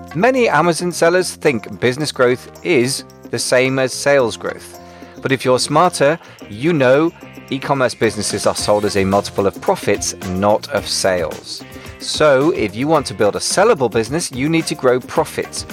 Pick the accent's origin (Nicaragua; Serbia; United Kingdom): United Kingdom; we're both British